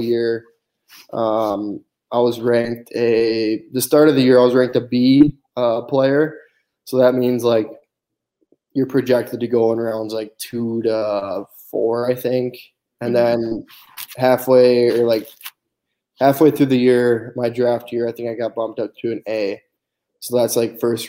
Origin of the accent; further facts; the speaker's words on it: Blaine, Minnesota, United States; I grew up in Blaine, Minnesota. It's about 20 minutes north of Minneapolis